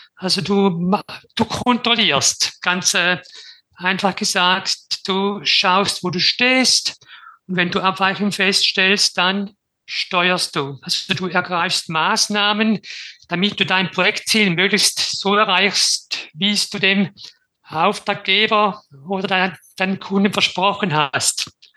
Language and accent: German; Switzerland; Wie man vermutlich hört, ich komme aus der Schweiz.